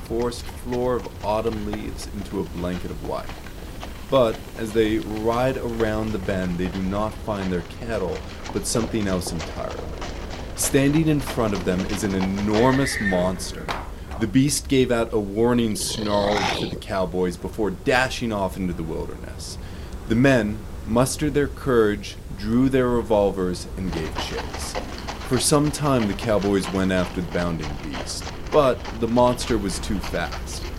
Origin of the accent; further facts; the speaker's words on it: eastern Idaho, United States; I'm, of course, from the east side of the state